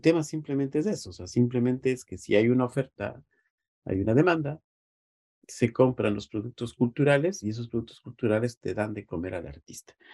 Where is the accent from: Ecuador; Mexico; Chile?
Ecuador; nos ha restringido como ecuatorianos